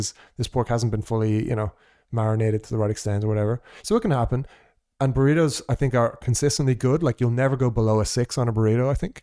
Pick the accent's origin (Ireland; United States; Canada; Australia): Ireland; also born or lived in Portugal; as an Irish person